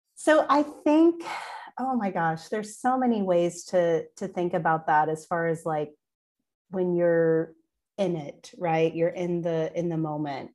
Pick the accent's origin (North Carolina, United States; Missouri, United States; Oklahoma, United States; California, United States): Oklahoma, United States; also born or lived in Wagoner, Oklahoma; I was born and raised in Oklahoma